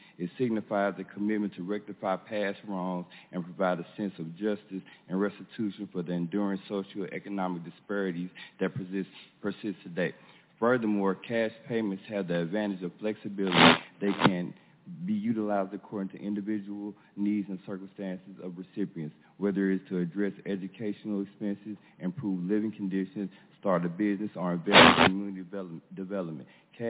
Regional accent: Ferguson, Missouri, United States; also born or lived in St. Louis, Missouri; I'm a resident of St. Louis my whole life, 40 years old. I hail from Ferguson, Missouri. I'm a descendant of C.S. Houston Ellis and Simon Houston Ellis, slaves that are born on a plantation in North Carolina.

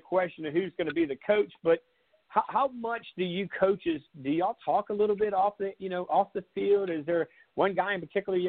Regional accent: Myrtle Beach, South Carolina, United States; I'm originally from Myrtle Beach, so Coastal Carolina has always been in my backyard.

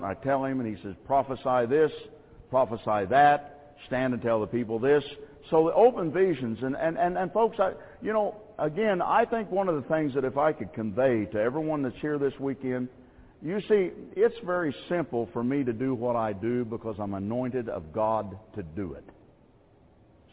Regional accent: United States; I am an American. I live here in this land

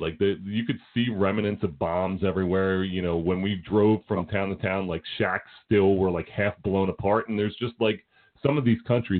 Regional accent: United States

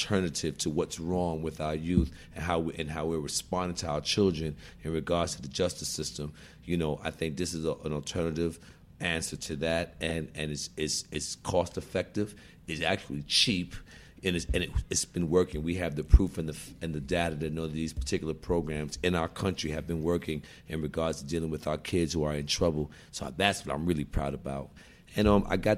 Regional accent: New York City, New York, United States; I'm born and raised in Brooklyn

